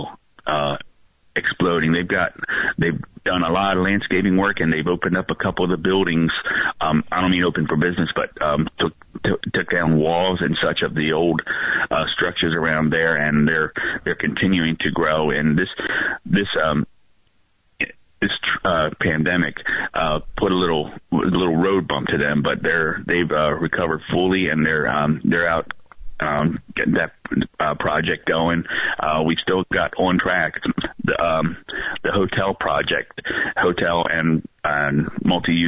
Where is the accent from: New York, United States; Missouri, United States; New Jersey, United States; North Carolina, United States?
New Jersey, United States; that's 25 miles from my hometown